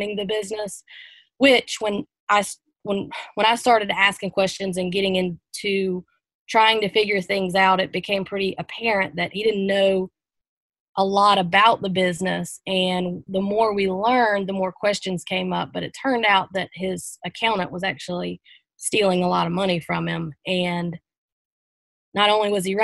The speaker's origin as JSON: {"language": "English", "country": "United States", "tie": "born or raised there", "also_born_or_lived": "Columbia / Charleston", "moved": "as an adult", "said": "Moved away from my hometown of Pomeri, so about 2 hours away"}